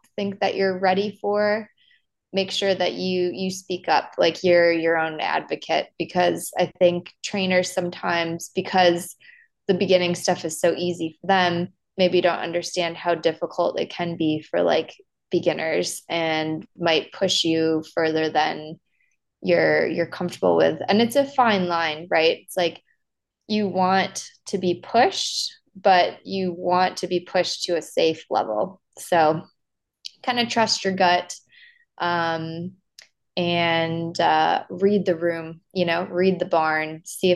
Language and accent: English; Wisconsin, United States; moved away as an adult; also born or lived in Lexington, Kentucky; when I was growing up in Wisconsin and I started teaching lessons, when I was in high school and then through college